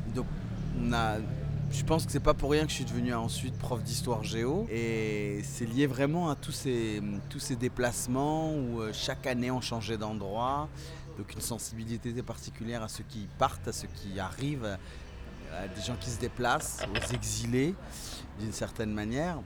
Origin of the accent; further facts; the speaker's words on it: France; moved away as an adult; also born or lived in Tinghir, Morocco / Paris, France; now in Marrakech, Morocco; j'ai quitté le Maroc à 6 mois. Donc aujourd'hui j'ai 41 ans et donc, euh, mon père avait immigré euh, en France déjà avant, euh, dès 1968, et il nous a fait venir avec ma mère par regroupement familial en 1977. Et donc, moi, j'ai vécu une enfance typiquement française, dans la France profonde, à la campagne